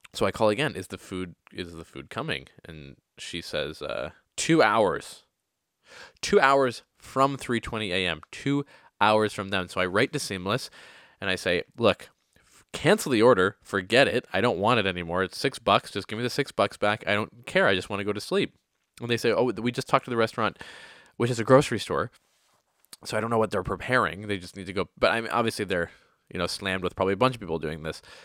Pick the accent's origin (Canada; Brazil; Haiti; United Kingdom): Canada; Oakville, Ontario; moved away as an adult; also born or lived in Toronto; now in New York City, United States; Today I am in Oakville, Ontario. Oakville, Ontario is a small town